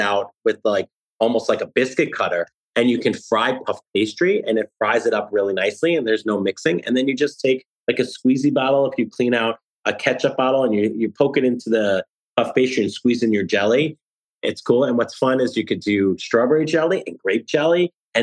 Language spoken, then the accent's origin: English; New Jersey, United States; now in New York City, United States; I live in New York City, but I grew up in New Jersey